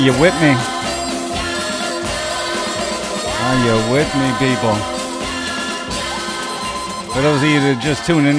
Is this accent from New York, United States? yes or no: yes; New York, United States; Today's theme is going to be about my hometown, the great Empire State of New York.